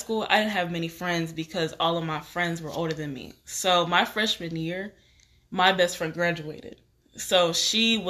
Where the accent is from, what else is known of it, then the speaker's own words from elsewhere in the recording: Texas, United States; moved away as an adult; also born or lived in Nashville, Tennessee; I moved all the way from Texas to Tennessee